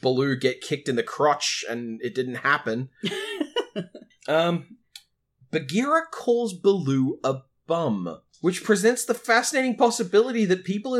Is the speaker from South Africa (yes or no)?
no; Australia; us being Australian